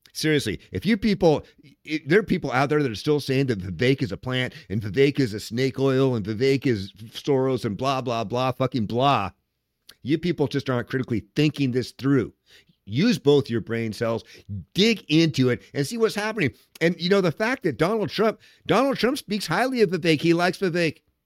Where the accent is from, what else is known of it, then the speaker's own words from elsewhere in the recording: Washington, United States; I'm from Washington State